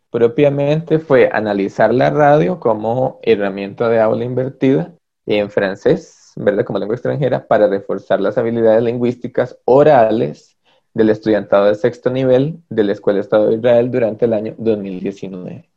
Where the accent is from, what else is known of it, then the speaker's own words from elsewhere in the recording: Los Chiles, Alajuela, Costa Rica; moved away as an adult; now in San Pedro de Montes de Oca, Costa Rica; yo tengo 12 años de vivir aquí en San Pedro de Montes de Oca. Yo este, vengo de la frontera norte, yo soy de los Chiles.